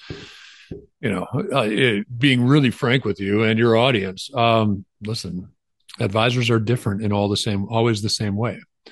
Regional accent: Wisconsin, United States; I grew up knowing Kiwanis in Wisconsin

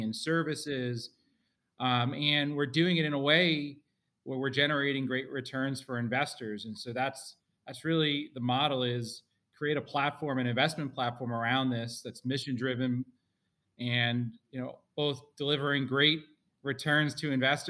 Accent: Spring Valley, New York, United States; We grew up in Rockland County in Spring Valley, New York

